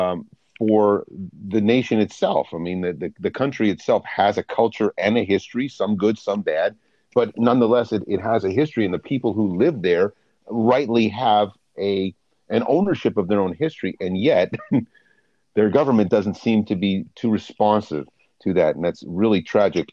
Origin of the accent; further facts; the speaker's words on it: United States; as an American